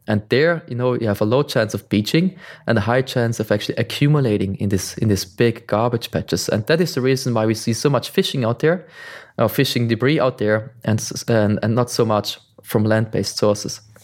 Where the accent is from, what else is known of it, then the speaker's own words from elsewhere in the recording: Switzerland; I'm from Switzerland. I live in the mountains, far away from the ocean